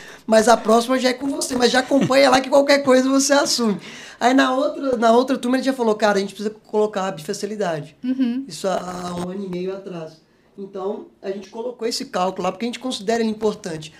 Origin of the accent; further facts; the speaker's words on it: Presidente Kubitschek, Minas Gerais, Brazil; moved away as an adult; also born or lived in Itajubá / Belo Horizonte; nasci em Minas, né? Sou, sou natural e sou mineiro. É, nasci bem no interiorzinho de Minas, ali, uma cidade chamada Presidente Kubitschek